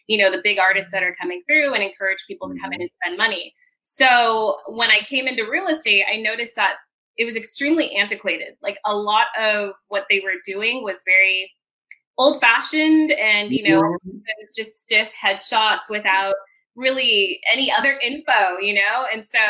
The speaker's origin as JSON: {"language": "English", "town": "San Diego", "region": "California", "country": "United States", "tie": "born or raised there", "said": "I was born and raised in San Diego"}